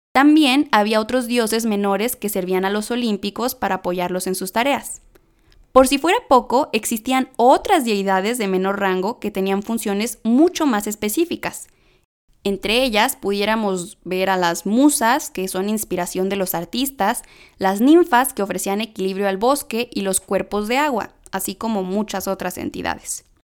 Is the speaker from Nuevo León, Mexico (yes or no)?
yes; Monterrey, Nuevo León, Mexico; accent: regio; hasta se me sale el acento regio